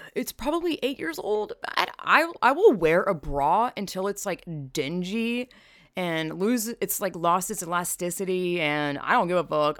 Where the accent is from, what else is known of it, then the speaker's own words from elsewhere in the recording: the South, United States; I'm from the South